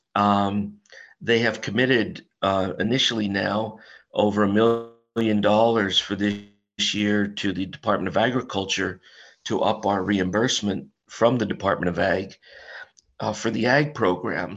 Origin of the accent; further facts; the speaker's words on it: Carbon County, Pennsylvania, United States; I was born and raised in Carbon County, worked in Carbon County.